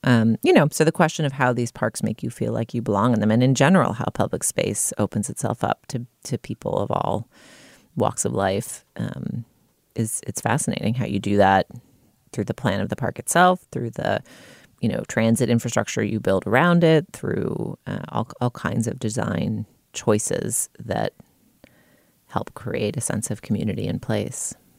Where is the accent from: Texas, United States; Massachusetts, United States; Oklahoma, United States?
Massachusetts, United States; Boston; also born or lived in New York; now in Los Angeles, United States; I grew up in Boston